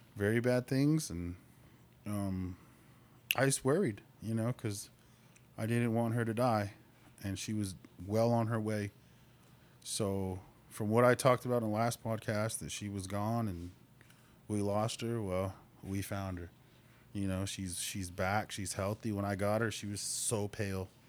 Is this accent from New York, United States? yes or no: no; Albuquerque, New Mexico, United States; moved away as an adult; also born or lived in Lawton, Oklahoma; now in Oklahoma, United States; I'm born and raised in Albuquerque